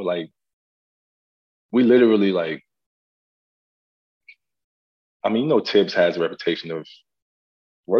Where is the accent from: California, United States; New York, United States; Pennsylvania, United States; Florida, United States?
New York, United States; I'm from New York